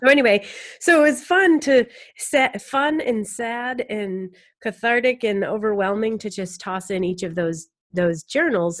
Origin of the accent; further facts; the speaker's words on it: Lakes region of New Hampshire, United States; I'm from the Lakes region of New Hampshire